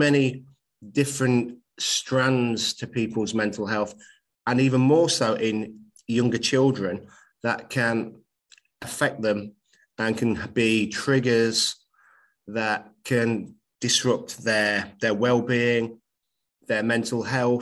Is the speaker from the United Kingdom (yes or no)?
yes; Nottingham, East Midlands, United Kingdom; I'm a teacher at a college in my hometown of Nottingham